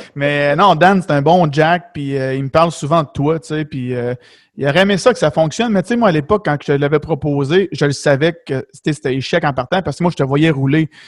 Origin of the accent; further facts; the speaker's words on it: Beloeil, Quebec, Canada; je viens de Belleuil dans ce coin-là